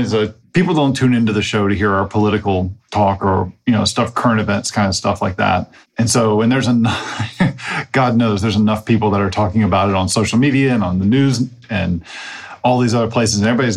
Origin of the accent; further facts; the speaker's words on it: United States; as an American